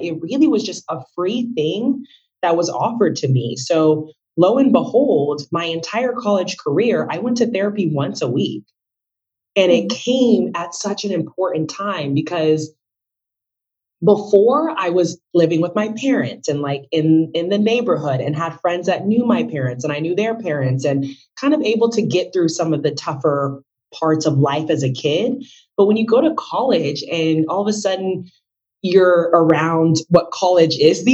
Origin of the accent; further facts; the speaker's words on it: Texas, United States; I was born in Texas to Marie Kambu and Innocent Olenge, my parents. They're from West Africa.